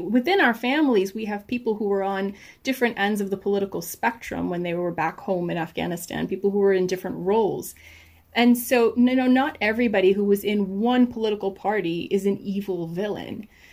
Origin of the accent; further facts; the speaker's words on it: United States; I was raised in the United States. I was born and raised here